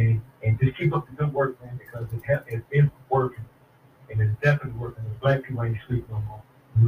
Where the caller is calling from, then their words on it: Dallas, Texas, United States; calling from Dallas, Texas.